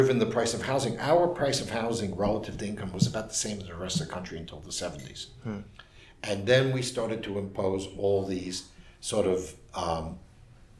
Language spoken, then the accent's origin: English; New York, United States; accent: New York; moved away; I'm a New Yorker, as you can tell from my accent